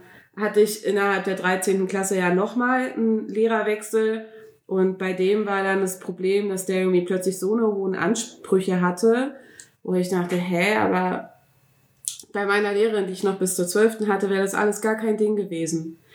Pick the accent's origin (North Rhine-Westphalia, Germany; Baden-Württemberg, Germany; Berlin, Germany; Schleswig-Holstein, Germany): Berlin, Germany; bei uns in Berlin